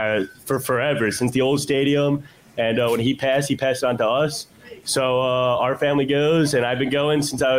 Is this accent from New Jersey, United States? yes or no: yes; Auburn, New Jersey, United States; I'm from Auburn, New Jersey.